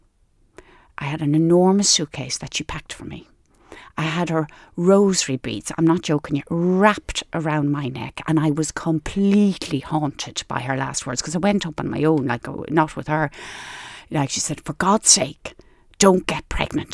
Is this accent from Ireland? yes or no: yes; Skerries, Leinster, Ireland; we grew up in Skerries and we had a house right on the beach